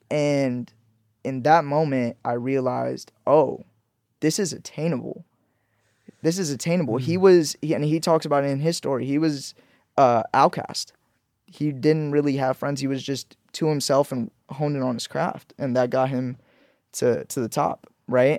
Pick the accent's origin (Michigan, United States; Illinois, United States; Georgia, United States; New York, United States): Georgia, United States; Leesburg; also born or lived in Pakistan / Orlando, Florida; now in Los Angeles, United States; I grew up in Leesburg, Georgia. Mm-hmm. So I moved to Leesburg, Georgia. Uh, when I moved from Pakistan, I moved to Florida, moved and spent middle school and elementary school in Georgia